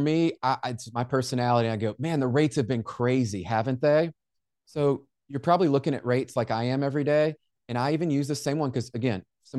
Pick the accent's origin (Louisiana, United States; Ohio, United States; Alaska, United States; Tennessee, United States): Tennessee, United States; Memphis; Jen, I grew up in Memphis, and I don't know if you know Memphis, Tennessee, but kind of a rough area that's there.